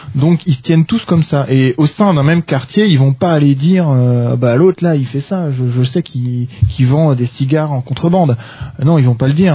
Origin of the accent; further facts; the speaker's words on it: France; quand on est français